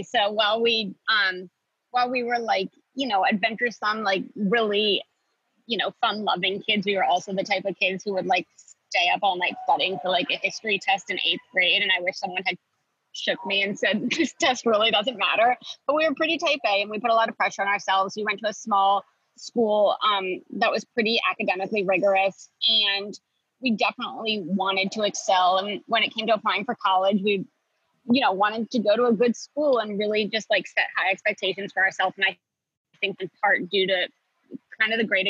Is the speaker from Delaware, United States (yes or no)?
yes; Wilmington, Delaware, United States; We grew up in Wilmington, Delaware, which is about 45 minutes outside of Philadelphia. Grew up in like a pretty suburban, almost rural environment.